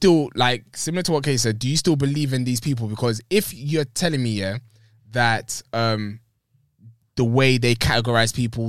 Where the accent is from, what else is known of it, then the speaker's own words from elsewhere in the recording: Nigeria; I'm Nigerian